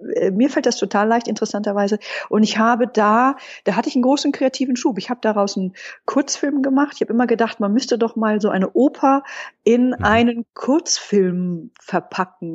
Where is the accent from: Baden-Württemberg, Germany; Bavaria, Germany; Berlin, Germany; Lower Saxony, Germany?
Berlin, Germany; als Berliner